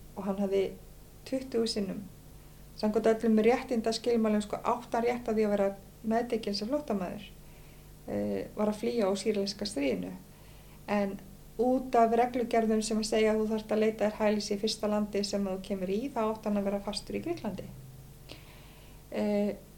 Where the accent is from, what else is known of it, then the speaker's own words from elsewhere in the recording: Westman Islands, Southern Region, Iceland; ég er alveg upp í Vasmannu þar sem ég sild alltaf reglulega með herjálfi